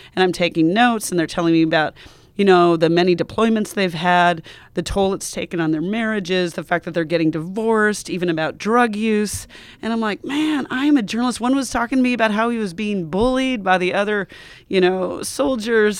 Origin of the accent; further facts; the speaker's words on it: Montana, United States; moved away; also born or lived in Wyoming; my culture, which is definitely American, I'm from Montana and Wyoming